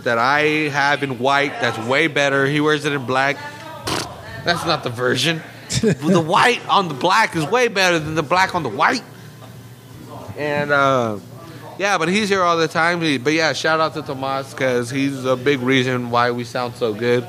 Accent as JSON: {"language": "English", "town": "Salinas", "region": "California", "country": "United States", "said": "We're from Salinas"}